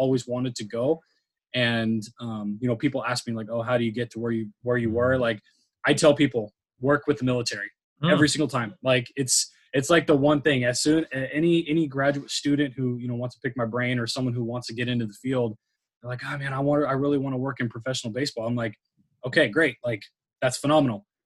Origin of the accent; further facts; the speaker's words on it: San Diego, California, United States; I'm from San Diego. So like, we don't play field hockey. We don't play lacrosse. Like again, lacrosse, right. I don't even think my high school didn't even have lacrosse.